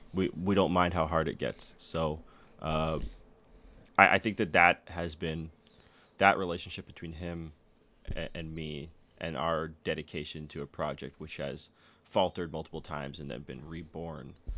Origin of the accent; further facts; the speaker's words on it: Danville, California, United States; I grew up in Danville, so I grew up from like the affluent suburb version sure. of the Bay Area.